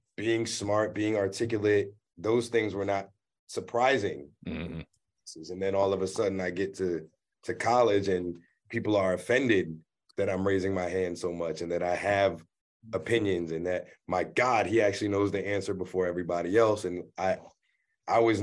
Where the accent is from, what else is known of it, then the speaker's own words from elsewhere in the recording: Prince George's County, Maryland, United States; growing up in Prince George's County